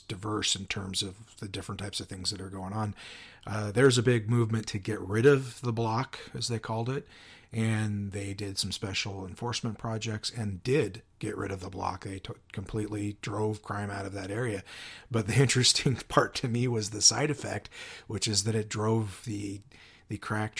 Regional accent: Spokane, Washington, United States; You know, I came from Spokane

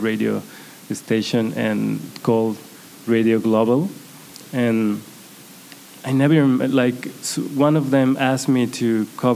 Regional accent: Guadalajara, Jalisco, Mexico; English is a second language; also born or lived in Tijuana; Guadalajara, my hometown

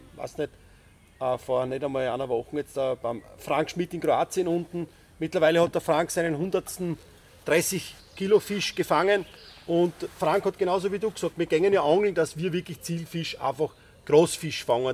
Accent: Styria, Austria

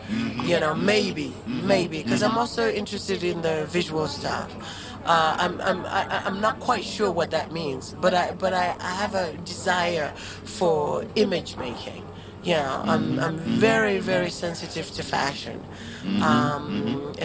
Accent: Zimbabwe; happened in Zimbabwe in terms of language. That, you know, of course we do speak English

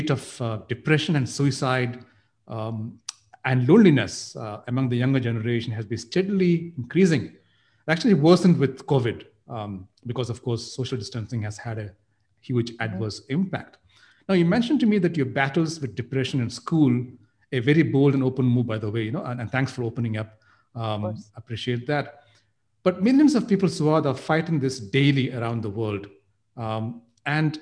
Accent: Nigeria; when I was a child growing up in Nigeria

